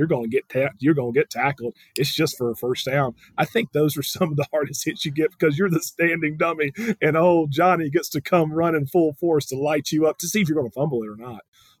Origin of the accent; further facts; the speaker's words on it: Tuscaloosa, Alabama, United States; And you're like, you know, I'm from Tuscaloosa, and you're telling me you didn't know about the other 12?